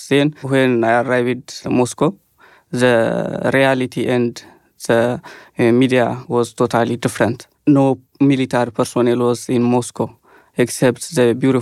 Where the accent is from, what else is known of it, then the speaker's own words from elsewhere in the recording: Ethiopia; I am from Ethiopia